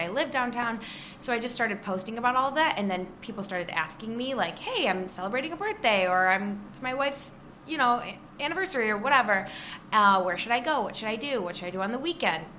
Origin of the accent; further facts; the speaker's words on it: Trenton, Michigan, United States; also born or lived in Rochester, Michigan; I grew up in Trenton